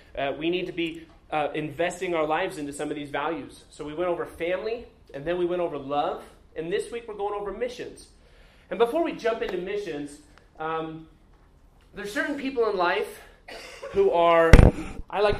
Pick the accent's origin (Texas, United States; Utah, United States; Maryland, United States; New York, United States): Utah, United States; growing up in Utah, I was always jealous of my neighbors because they always got to walk to church